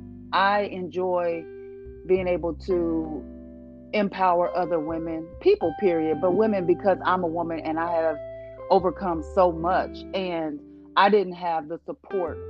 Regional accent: Springfield, Illinois, United States; I grew up in Illinois, in Springfield, Illinois, Midwest girl.

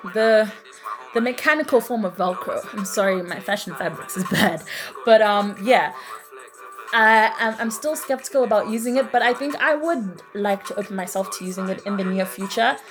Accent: Zimbabwe; my home country, that is Zimbabwe

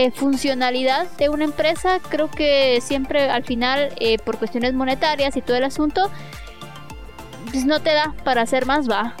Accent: Mazatenango, Suchitepéquez, Guatemala; yo vengo de Mazate

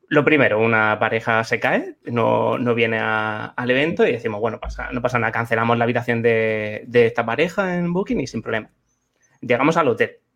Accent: Region of Murcia, Spain; De Murcia

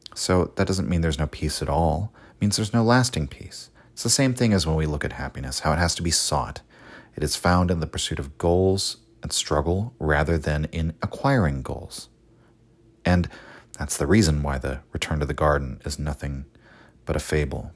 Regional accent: United States; as an American myself

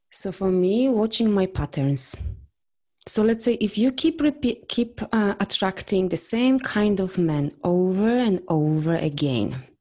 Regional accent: Poland; English is a second language; I'm from Poland.

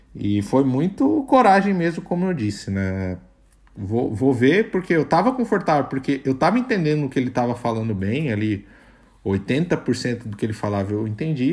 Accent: Brazil; accent: Brazilian; eu tenho sotaque de brasileiro

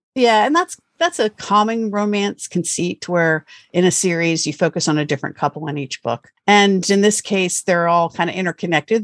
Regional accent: Pennsylvania, United States; I grew up in Pennsylvania, which is a state in the Northeast United States.

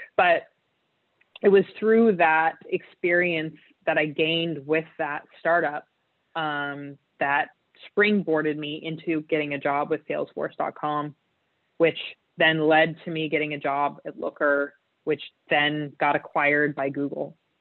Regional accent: Utah, United States; So I was I was raised in Utah, which is um, a state in the United States

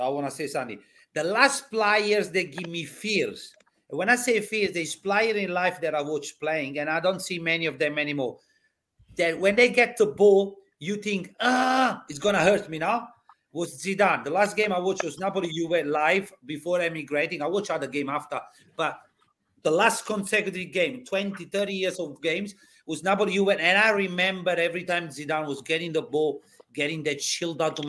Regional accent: Melbourne, Victoria, Australia; I said, I come from Melbourne. I got 2 weeks in Di Maro.

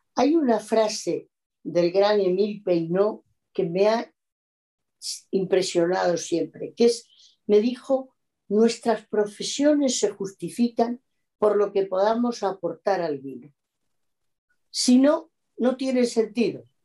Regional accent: Mérida, Extremadura, Spain; moved away; also born or lived in Castile and León / Bordeaux, France; yo soy muy extremeña, nací en Mérida, de la ciudad de la cual soy además hija predilecta

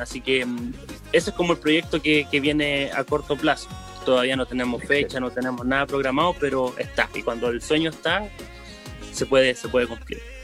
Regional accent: Temuco, Araucanía, Chile; also born or lived in Rancagua; Yo soy del sector de Temuco, porque he estado en, pueblos chicos, pero muy, muy apegados a Temuco, así que siempre ha sido este mi sector

